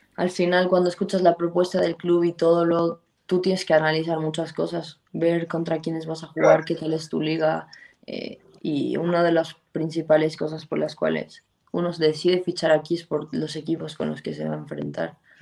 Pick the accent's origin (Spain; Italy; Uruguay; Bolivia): Bolivia; moved away as an adult; also born or lived in Santa Cruz, Bolivia / United States; yo salí de Bolivia siendo una medio centro